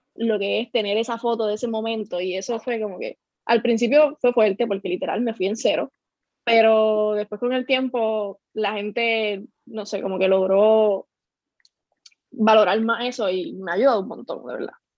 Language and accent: Spanish; Lajas, Puerto Rico; soy de Laja, tengo 21 años